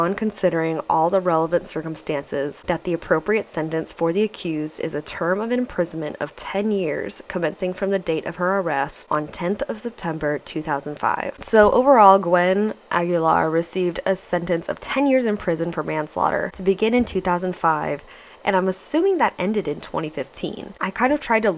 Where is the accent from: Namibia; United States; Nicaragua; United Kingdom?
United States; I'm American